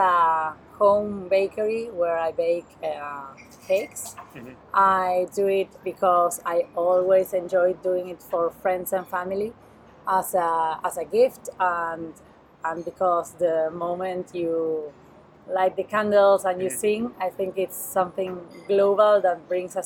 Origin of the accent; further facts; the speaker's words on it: Buenos Aires, Argentina; English is a second language; moved away as an adult; now in Barcelona, Spain; I'm from Buenos Aires in Argentina, South America. I'm living in Barcelona since a year ago.